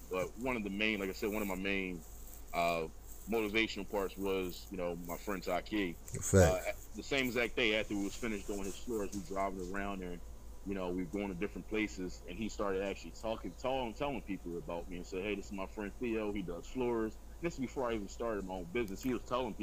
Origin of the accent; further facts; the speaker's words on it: Philadelphia, Pennsylvania, United States; I'm originally from South Philadelphia, now reside up in the Germantown area of the city